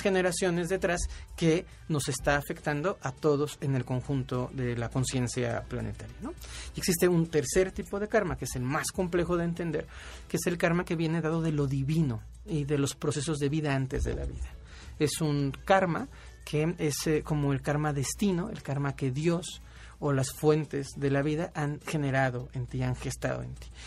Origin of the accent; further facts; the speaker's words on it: Mexico; por ser mexicanos